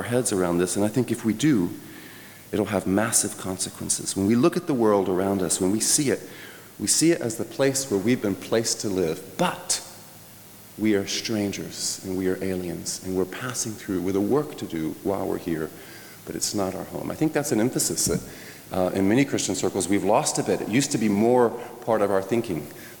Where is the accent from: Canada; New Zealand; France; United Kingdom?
France; When I was a little boy, I mentioned I grew up in France. My parents were church planters there.